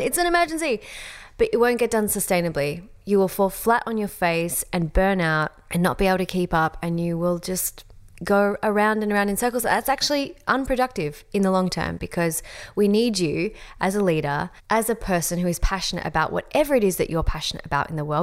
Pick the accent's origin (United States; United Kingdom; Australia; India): Australia; accent: Australian; my Australian accent